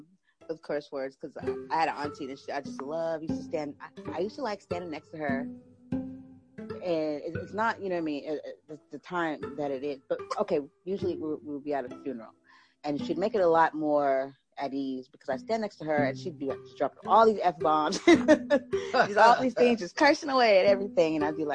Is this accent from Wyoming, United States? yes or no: no; San Diego, California, United States; San Diego, California.